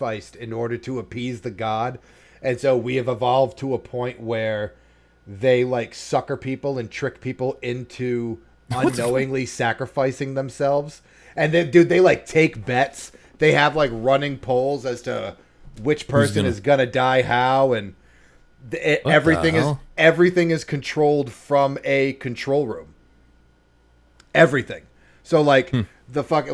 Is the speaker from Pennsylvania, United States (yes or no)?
no; Boston, Massachusetts, United States; I'm from the Boston area.